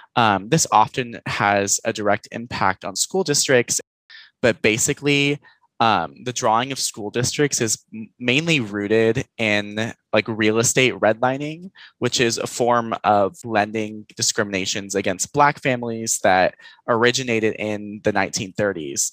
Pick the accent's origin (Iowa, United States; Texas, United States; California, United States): Texas, United States; Houston; moved away as an adult; now in Denton, United States; I am from originally Houston, Texas, and I now live in Denton